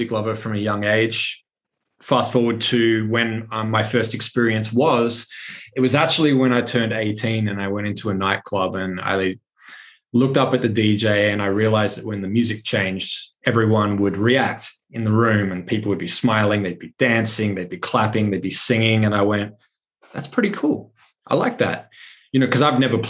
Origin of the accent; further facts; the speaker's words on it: Adelaide, South Australia, Australia; moved away as an adult; also born or lived in Brisbane; I started playing local venues in my hometown in Adelaide, South Australia